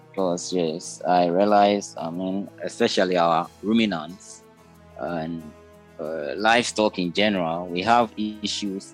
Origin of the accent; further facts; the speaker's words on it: Ghana; I'm from West Africa, Ghana to be precise